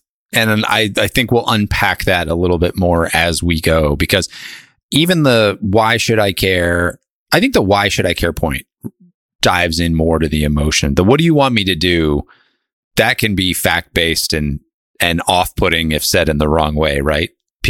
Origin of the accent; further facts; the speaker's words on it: Northeast, United States; I went to school at Miami of Ohio, and I grew up in the Northeast.